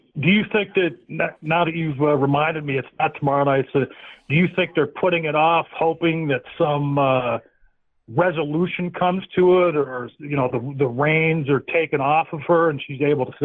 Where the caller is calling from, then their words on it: Pennsylvania, United States; I'm calling from Northwestern Pennsylvania.